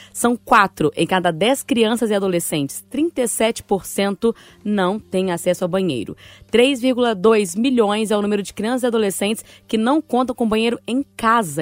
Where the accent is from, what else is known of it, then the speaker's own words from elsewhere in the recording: Bahia, Brazil; moved away; lá na Bahia, Patrícia, ir pra praia lá na minha cidade, já tinha o som coletivo. As barracas costumam, costumavam, pelo menos quando eu morava lá